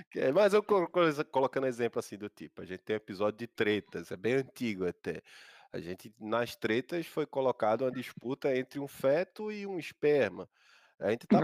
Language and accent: Portuguese; Paulista, Pernambuco, Brazil; ela foi morar onde eu fui nascido e criado, lá no Beira-Mala, no Janga, Paulista, Pernambuco